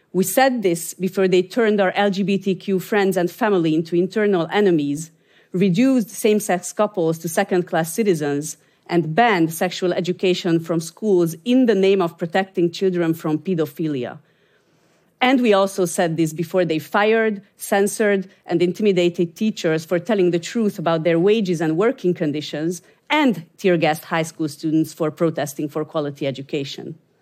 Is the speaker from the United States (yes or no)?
no; Hungary; I'm from Hungary